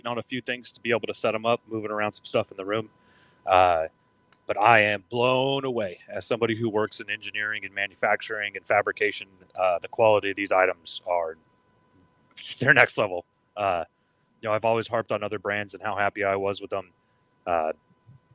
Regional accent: Texas, United States; I am from Texas.

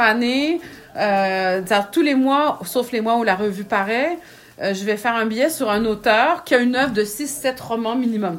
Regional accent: Quebec, Canada; also born or lived in France; je suis née au Québec, j'ai grandi au Québec, j'ai bon, vécu quelques années en France

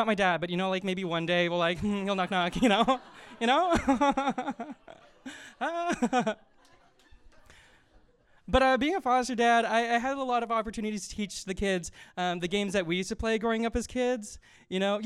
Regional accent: Winnipeg, Manitoba, Canada; I'm from Winnipeg, Manitoba

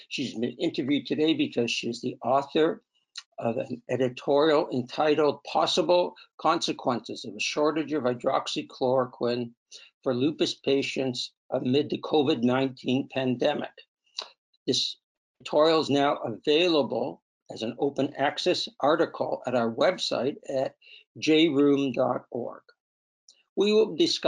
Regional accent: Canada; we're Canadian

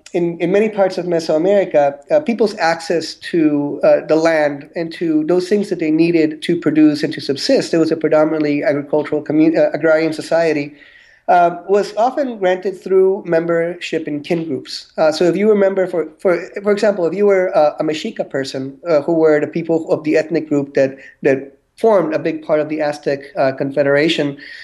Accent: Guatemala; now in Carbondale, United States; I'm originally from Guatemala, Central America

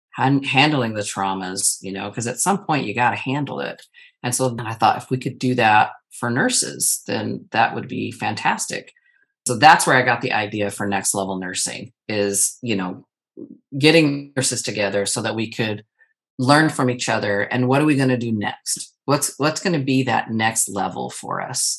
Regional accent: Arizona, United States; now in Texas, United States; I live in the state of Texas. I'm originally born and raised in Arizona

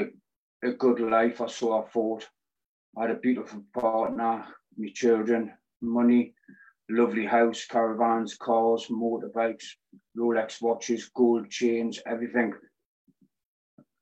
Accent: Newcastle upon Tyne, North East England, United Kingdom; I'm 40, I'm from Newcastle.

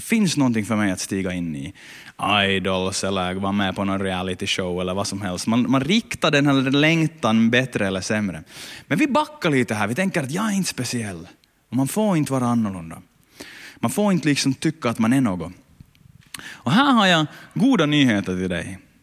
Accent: Ostrobothnia, Finland; där jag kommer ifrån, eh, land, landsbygden på Österbot, i Österbotten

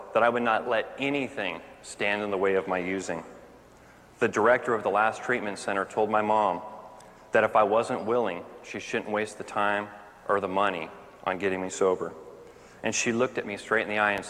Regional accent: Orange County, California, United States; I grew up right here in Orange County

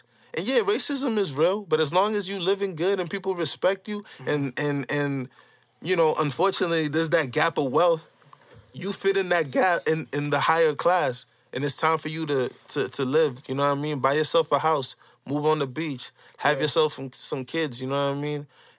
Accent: Boston, Massachusetts, United States; also born or lived in Santo Domingo, Dominican Republic; I'm really … from Boston, you know?

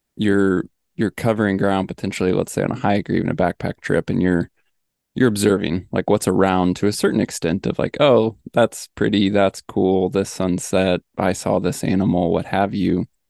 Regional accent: Midwest, United States; also born or lived in Missouri; I grew up in the Midwest

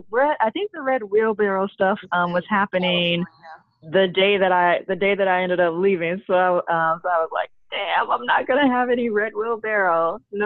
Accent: the South, United States; you're talking to someone born and raised in the South.

